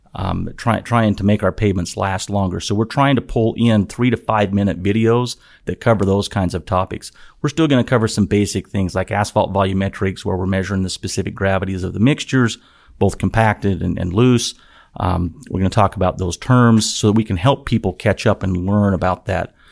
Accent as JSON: {"language": "English", "region": "Utah", "country": "United States", "tie": "born or raised there", "also_born_or_lived": "Nevada / West Virginia", "moved": "as an adult", "said": "I, I grew up in Utah, went to school in Utah, uh, lived in Nevada a little bit as a child and as an adult"}